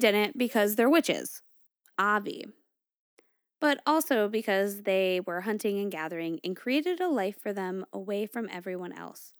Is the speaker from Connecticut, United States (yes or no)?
yes; Connecticut, United States; I grew up in Connecticut, and I grew up in this area where the, it's like a hot spot for Melinheads.